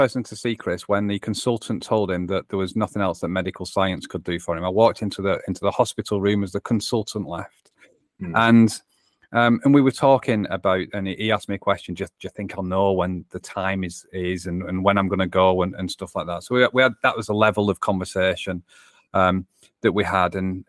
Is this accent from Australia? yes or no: no; North West England, United Kingdom; accent: English; England is where my accent is from. In between Manchester and Liverpool is where I call home.